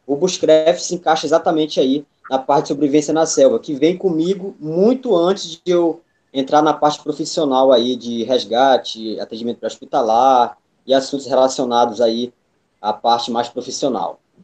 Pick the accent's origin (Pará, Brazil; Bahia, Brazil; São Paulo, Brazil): Pará, Brazil; Bragança; moved away as an adult; now in Belém, Brazil; na região que eu nasci, em Bragança, quando a gente fala interior aqui no Pará